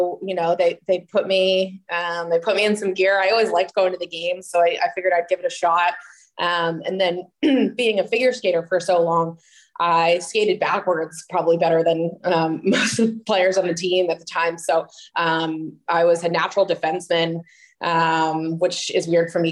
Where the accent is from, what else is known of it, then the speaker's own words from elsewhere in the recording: New Jersey, United States; moved away as an adult; also born or lived in Boca Raton, Florida / South Carolina; now in San Jose, United States; I'm born and raised in New Jersey.